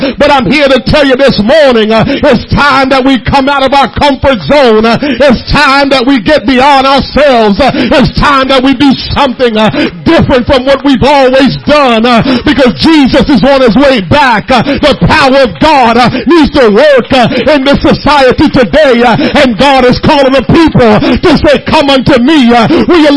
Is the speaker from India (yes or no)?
no; Jamaica; now in United States; I was born and raised in Jamaica